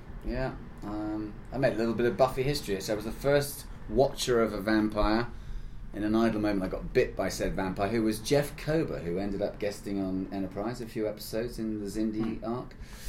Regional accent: Leicester, East Midlands, United Kingdom; growing up in Leicester by about the sort of end of the 60s

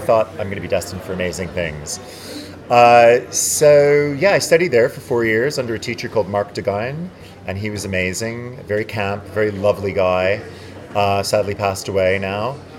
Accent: Montreal, Quebec, Canada; now in United Kingdom; very cold in Montreal, which is where I'm from, which is the French part. Um, I grew up in a place called Ville d'Anjou

